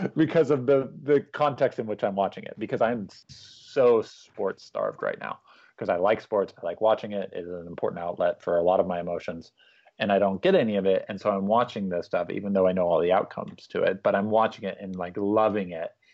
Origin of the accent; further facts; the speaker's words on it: Newport Beach, California, United States; I was growing up there.